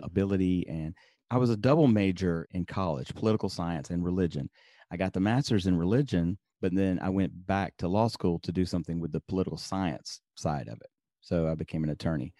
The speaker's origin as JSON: {"language": "English", "town": "Birmingham", "region": "Alabama", "country": "United States", "tie": "born or raised there", "also_born_or_lived": "upstate New York", "moved": "as an adult", "said": "I grew up in, uh, Birmingham, Alabama"}